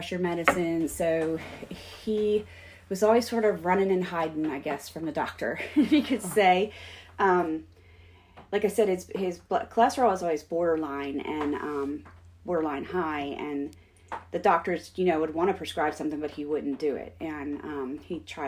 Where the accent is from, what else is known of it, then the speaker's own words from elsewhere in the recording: Pennsylvania, United States; I grew up in Pennsylvania, so I was more meat and potatoes kind of person.